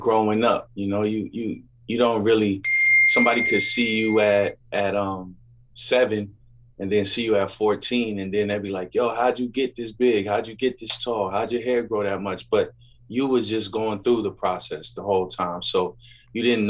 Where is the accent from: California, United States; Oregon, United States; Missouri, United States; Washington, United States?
Washington, United States; Seattle; moved away as an adult; also born or lived in New York / Philadelphia / Massachusetts; Well, I grew up here in Seattle. I left when I was young, came back for middle school and high school.